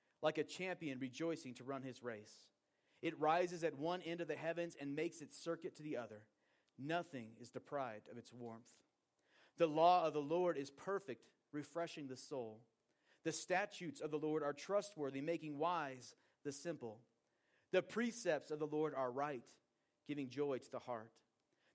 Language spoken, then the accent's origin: English; Portland, Oregon, United States; moved away as an adult; also born or lived in Bozeman, Montana; now in Wyoming, United States; I grew up in Portland, Oregon, and I grew up with a view of the beautiful Mount Hood out my kitchen window.